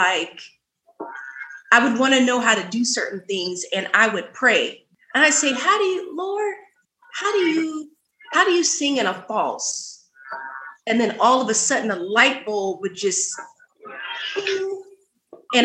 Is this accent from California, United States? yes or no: yes; Sacramento, California, United States; also born or lived in Oakland, California; I moved to Sacramento when I was four.